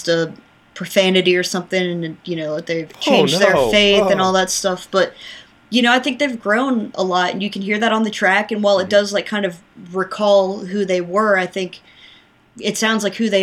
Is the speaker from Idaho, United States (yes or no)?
no; Charlotte, North Carolina, United States; I grew up in Charlotte, North Carolina, at least like kind of, I call them my more formative years. So like late elementary school, middle school.